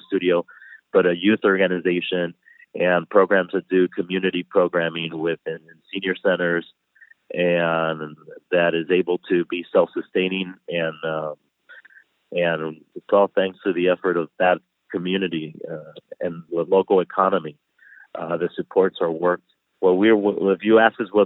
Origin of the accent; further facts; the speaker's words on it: Miami, Florida, United States; also born or lived in Nicaragua; I grew up in Miami, in the humid land of Miami